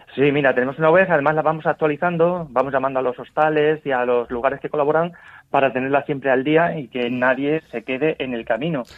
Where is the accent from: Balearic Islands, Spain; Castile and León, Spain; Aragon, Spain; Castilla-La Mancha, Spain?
Castilla-La Mancha, Spain; El Puente del Arzobispo; yo soy de Puente del Arzobispo, uno de los pueblos eh, pues céntricos de este camino.